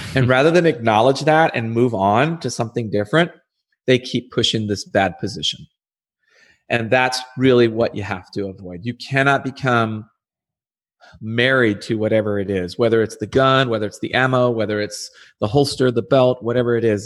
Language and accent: English; Arizona, United States; I'm back in my home country, I'm back in my home state